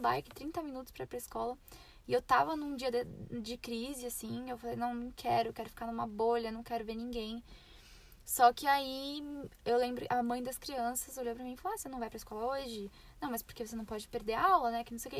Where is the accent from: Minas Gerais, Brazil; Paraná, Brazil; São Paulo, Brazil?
São Paulo, Brazil; moved away; eu falo meu mesmo, sou de São Paulo